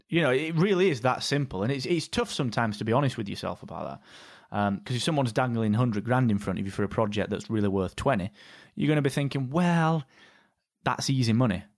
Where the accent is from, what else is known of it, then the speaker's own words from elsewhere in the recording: Barnsley, Yorkshire and the Humber, United Kingdom; we come from Barnsley